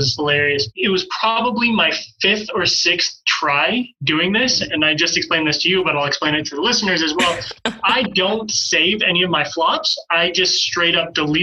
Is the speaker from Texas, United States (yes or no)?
no; Pocatello, Idaho, United States; moved away as an adult; also born or lived in Utah / Marshall Islands; I'm originally from Pocatello, Idaho. I grew up in Pocatello, technically Chubbuck.